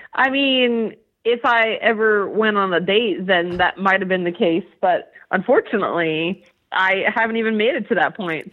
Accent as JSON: {"language": "English", "region": "California", "country": "United States", "also_born_or_lived": "Utah", "moved": "yes", "lives_now": "New Jersey, United States", "said": "I'm from California originally"}